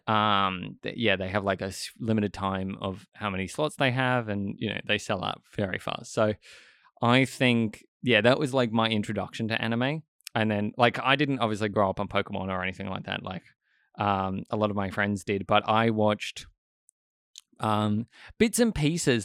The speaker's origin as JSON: {"language": "English", "country": "Australia"}